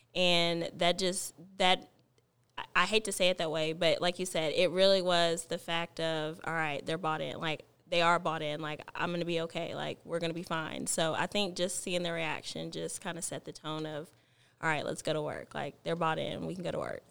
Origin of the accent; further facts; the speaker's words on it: Alvarado, Texas, United States; I am from Alvarado and it just feels home like home to me